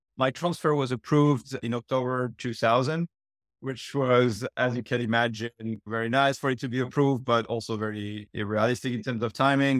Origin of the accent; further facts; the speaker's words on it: France; accent: French; moved away; I was born and raised in France, as we can tell from the accent.